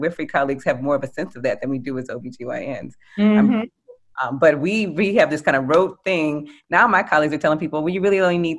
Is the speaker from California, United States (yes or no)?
no; New Orleans, Louisiana, United States; I'm from New Orleans